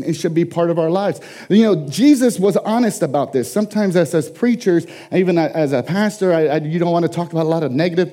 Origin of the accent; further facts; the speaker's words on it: San Antonio, Texas, United States; San Antonio, Texas being my hometown where I was born